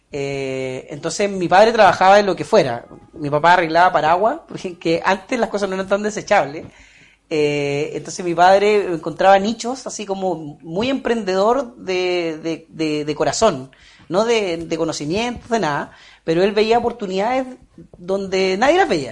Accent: Puerto Montt, Los Lagos, Chile; also born or lived in Alerce; nací en Puerto Montt en sí, pero luego en mi adolescencia, iniciando mi adolescencia, nos trasladamos a un sector que se llama Alerce, que está como 8 kilómetros del centro de Puerto Montt

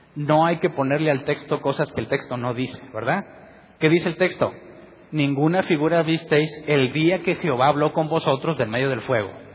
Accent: Mexico; soy mexicano

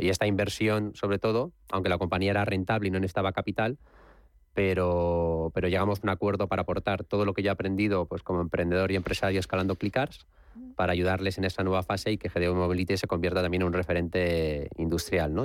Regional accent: Alicante, Valencian Community, Spain; also born or lived in Madrid; yo he vivido gran parte de mi, infancia en Alicante y para mí, aunque soy nacido en Madrid, pero me considero mitad

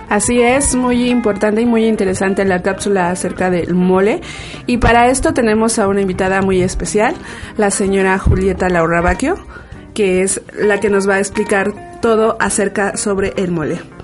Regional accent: Milpa Alta, Mexico City, Mexico; nosotros somos originarios de aquí de Milpalta, tanto Haidar como yo

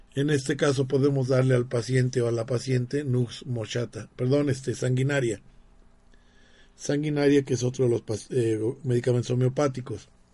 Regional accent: Mexico; todos los somos mexicanos

